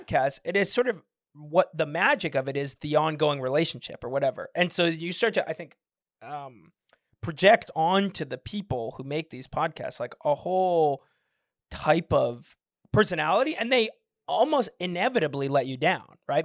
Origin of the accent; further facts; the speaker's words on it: San Francisco, California, United States; moved away; also born or lived in Michigan; I'm from San Francisco